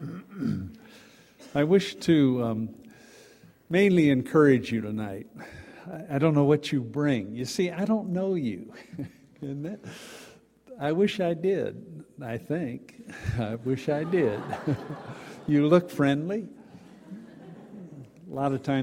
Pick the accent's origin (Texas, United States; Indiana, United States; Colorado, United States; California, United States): Texas, United States; Dallas; I grew up in Dallas, Texas